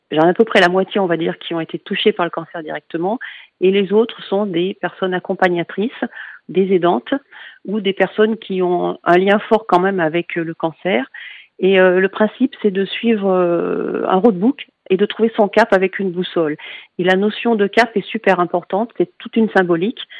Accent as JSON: {"language": "French", "town": "Lyon", "region": "Auvergne-Rhône-Alpes", "country": "France", "said": "donc parce que je suis de Lyon et que l'association est lyonnaise"}